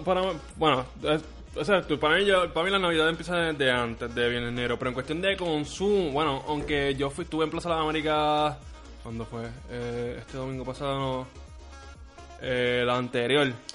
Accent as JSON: {"language": "Spanish", "country": "Puerto Rico"}